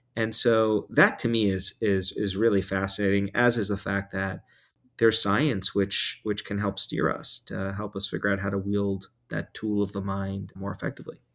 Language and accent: English; New York, United States; I grew up in New York